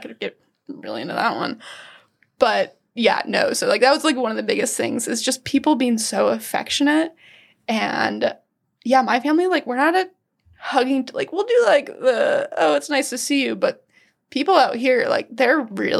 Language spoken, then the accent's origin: English; Washington, United States; My family is, I came from the West Coast, from Western Washington.